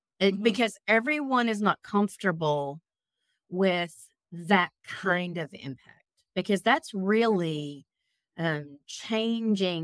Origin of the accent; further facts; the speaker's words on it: Texas, United States; moved away as an adult; also born or lived in Raleigh, North Carolina; I was living in Raleigh, North Carolina, and I born and raised in Texas.